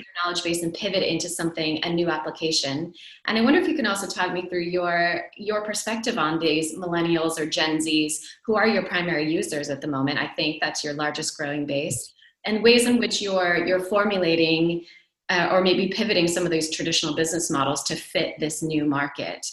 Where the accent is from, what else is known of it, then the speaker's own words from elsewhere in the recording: United States; moved away as an adult; also born or lived in Silicon Valley; now in Europe; I, as an American, now living in Europe, almost December will be three years that I've been living here